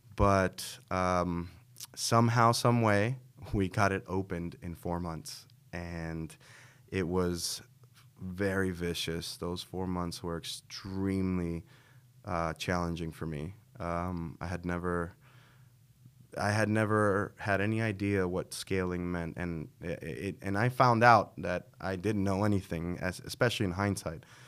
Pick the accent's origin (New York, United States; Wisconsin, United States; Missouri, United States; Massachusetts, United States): New York, United States; New York City; now in Las Vegas, United States; this expressway in New York City that I grew up by in Queens, the Van Wyck Expressway